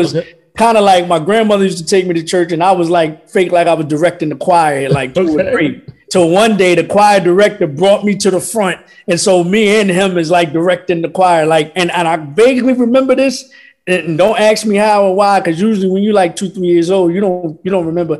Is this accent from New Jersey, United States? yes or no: no; Philadelphia, Pennsylvania, United States; also born or lived in Buffalo, New York; I was born in Buffalo, New York, but I was raised in Philadelphia. So that's where I call home